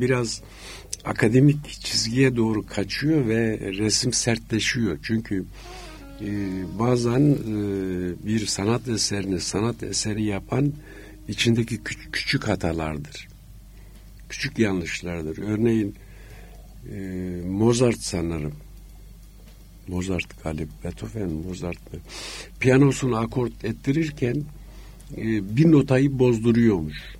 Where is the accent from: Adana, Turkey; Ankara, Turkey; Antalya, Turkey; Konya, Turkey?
Adana, Turkey; moved away as an adult; also born or lived in Istanbul / Paris